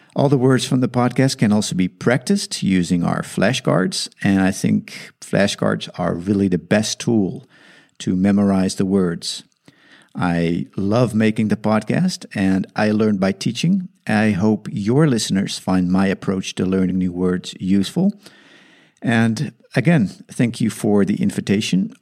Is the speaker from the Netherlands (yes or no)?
yes; Netherlands; English is a second language; moved away as an adult; now in South Africa; English is my second language. I emigrated from the Netherlands to South Africa when I was 24.